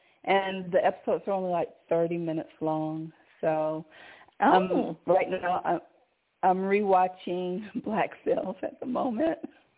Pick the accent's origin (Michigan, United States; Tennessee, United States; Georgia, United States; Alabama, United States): Georgia, United States; Conyers; I'm from Georgia. And I'm from Conyers, Georgia, but I've never been to Savannah, not yet.